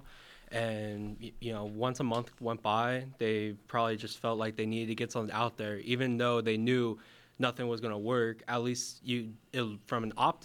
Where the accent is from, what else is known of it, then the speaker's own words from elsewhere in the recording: Whittier, California, United States; I'm from Los Angeles County, Whittier specifically